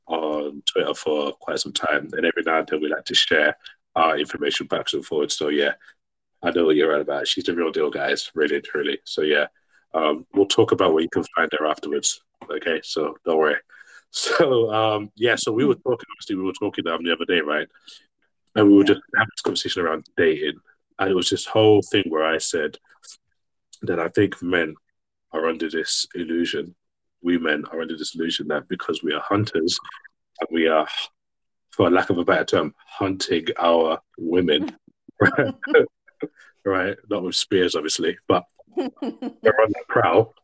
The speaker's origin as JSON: {"language": "English", "region": "London", "country": "United Kingdom", "said": "we're from London"}